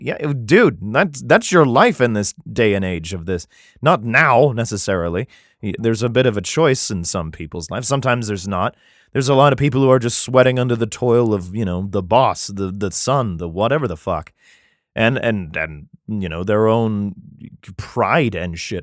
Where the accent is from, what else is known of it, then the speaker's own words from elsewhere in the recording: United States; I'm American